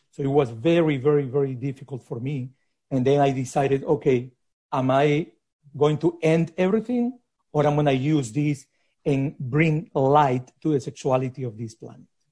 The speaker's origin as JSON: {"language": "English", "region": "Lima", "country": "Peru", "tie": "born or raised there", "moved": "yes", "said": "I grew up in Lima in a hyper conservative society"}